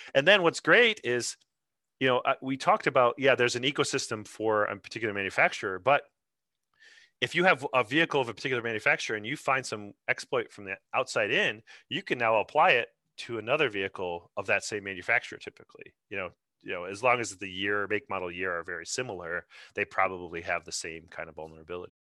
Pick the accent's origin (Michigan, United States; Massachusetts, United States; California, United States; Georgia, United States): Michigan, United States; Grand Rapids; I'm originally from Grand Rapids myself, so it's my local